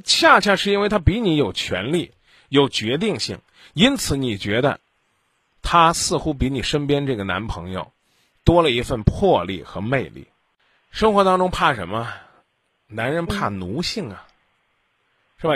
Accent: Henan, China; 我的家乡在河南，这里是中国之中，中原之中

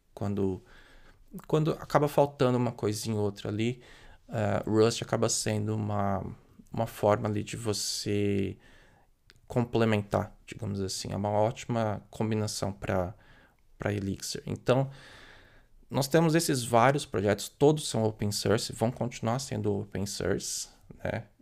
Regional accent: Brazil; por ser brasileiro

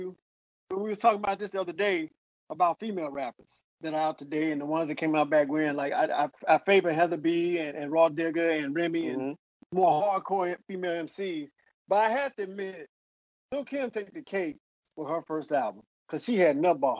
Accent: East Coast, United States; I'm from the East Coast background as well.

